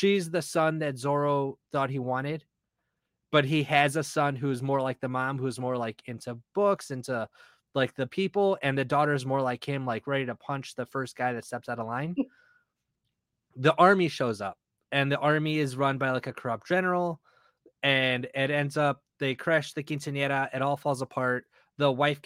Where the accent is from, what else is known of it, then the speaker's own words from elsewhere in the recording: Guadalajara, Jalisco, Mexico; I'm from Guadalajara